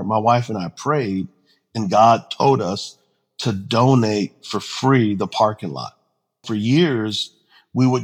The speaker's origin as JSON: {"language": "English", "town": "San Antonio", "region": "Texas", "country": "United States", "tie": "born or raised there", "said": "I'm originally from San Antonio, Texas. Mom was about 16 when she was pregnant with me, 17 when I was born. Dad was 19. Both of them had issues. Grandparents primarily raised me"}